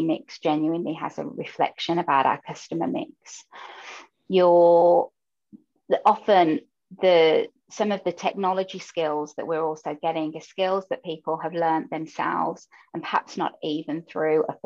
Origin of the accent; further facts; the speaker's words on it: Birmingham, West Midlands, United Kingdom; first language English; now in Netherlands; you can hear from my voice that I'm from the UK and Birmingham specifically, if anybody's from there. And English, therefore, is my first language and native language.